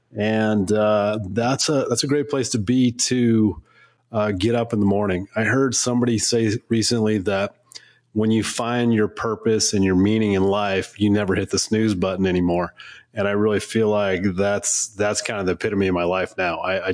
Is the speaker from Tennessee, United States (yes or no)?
no; Washington, United States; also born or lived in Salem, Oregon; now in Colorado, United States; I was born in Oregon, Salem, Oregon. So that's a good spot. And then really grew up in Washington State and then kind of meandered throughout the country. And now I call home Colorado.